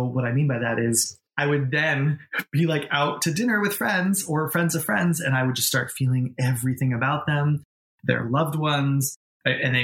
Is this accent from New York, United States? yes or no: yes; New York, United States; moved away as an adult; also born or lived in Boston, Massachusetts; now in Los Angeles, United States; I was born in New England, grew up in New York, and then became an adult